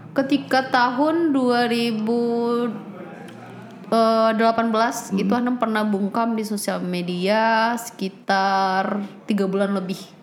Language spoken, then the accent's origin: Indonesian; outside Padang, presumably in West Sumatra, Indonesia; sampai SMA itu di kampung, yang keluar itu ke Padang cuma kuliah pas hmm. 2016.